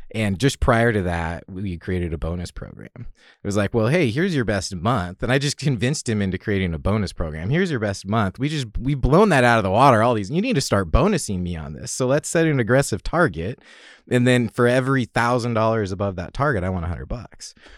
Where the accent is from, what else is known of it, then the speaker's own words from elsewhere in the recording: Salem, Oregon, United States; I grew up in Salem outside of Portland